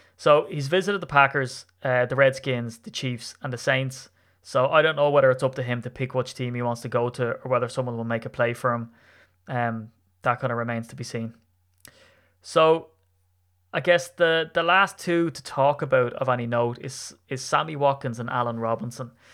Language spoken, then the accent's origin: English; Ireland; as an Irishman